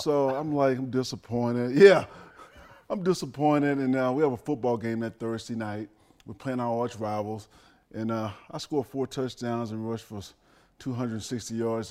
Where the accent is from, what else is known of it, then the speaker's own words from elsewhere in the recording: Dallas, Texas, United States; moved away; I grew up in Dallas